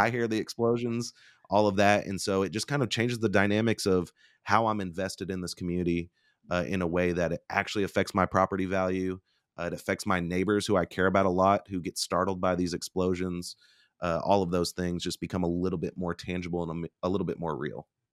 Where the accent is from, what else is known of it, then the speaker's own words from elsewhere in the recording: Bartlesville, Oklahoma, United States; I'm a Oklahoma boy. So, I grew up in Bartlesville, Oklahoma